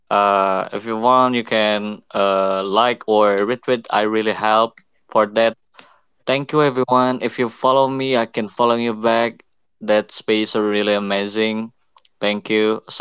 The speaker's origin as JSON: {"language": "English", "country": "Indonesia", "second_language": "English", "said": "Yeah, I'm from Indonesia. I'm a graphic uh, designer and I'm studying about NFT."}